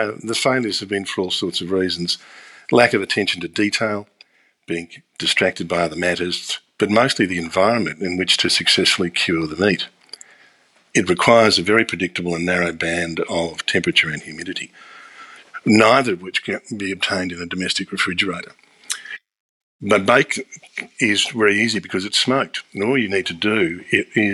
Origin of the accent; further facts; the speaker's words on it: Australia; I grew up in Australia in the 1960s and 70s.